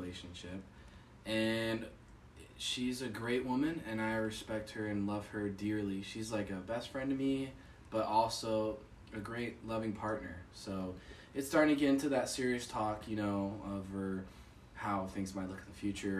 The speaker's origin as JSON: {"language": "English", "region": "Texas", "country": "United States", "moved": "yes", "said": "I'm from Texas"}